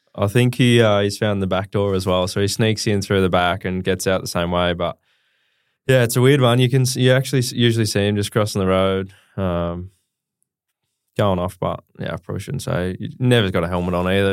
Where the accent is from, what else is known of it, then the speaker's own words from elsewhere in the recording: Mount Gambier, South Australia, Australia; moved away; I grew up in Mount Gambier, just across the border um, in SA